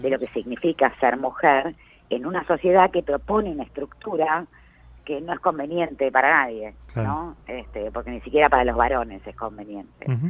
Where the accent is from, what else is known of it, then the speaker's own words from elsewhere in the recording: Arias, Córdoba, Argentina; moved away; vengo de un pueblo muy chico, infierno grande, como dicen. ¿De dónde venís? de Arias, de la provincia de Córdoba